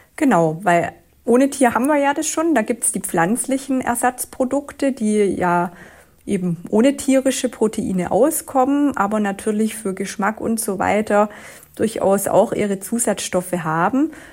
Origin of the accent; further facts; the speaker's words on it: Swabia, Germany; Ich komme ja aus dem Schwabenland